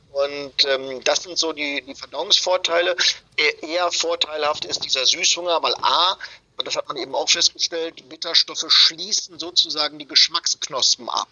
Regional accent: Germany; bei uns in Deutschland

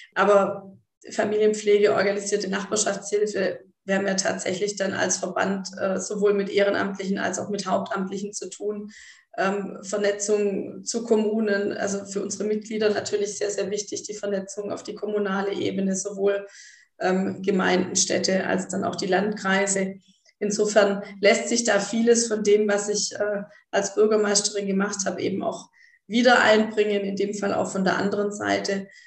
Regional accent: Baden-Württemberg, Germany; bei uns in Baden-Württemberg

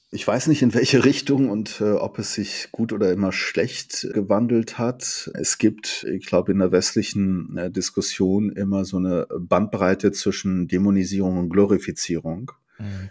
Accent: Germany; also born or lived in Tabriz, Iran / Ahvaz, Khuzestan, Iran; Ich bin gebürtiger Iraner, bin aber hauptsächlich in Deutschland aufgewachsen

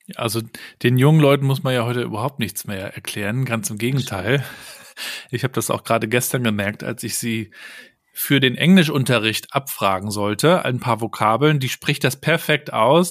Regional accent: Germany; bei uns in Deutschland

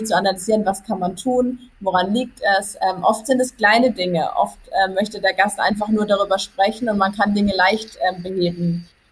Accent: Karlsruhe area, Baden-Württemberg, Germany; Ich komme aus dem Karlsruher Bereich

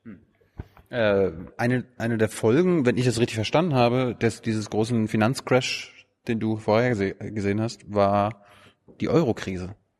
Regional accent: Mecklenburg-Vorpommern, Germany; Mecklenburg-Vorpommern, wo ich herkomme

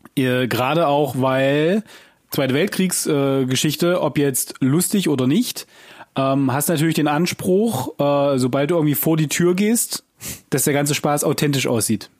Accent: Germany; als Deutscher

